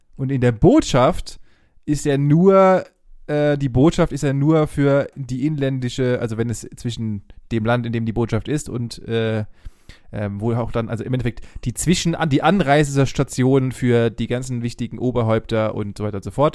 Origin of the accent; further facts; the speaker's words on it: Germany; wir als Deutsche